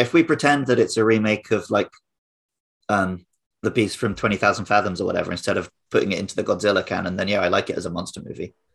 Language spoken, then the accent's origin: English; United Kingdom; now in Japan; growing up near London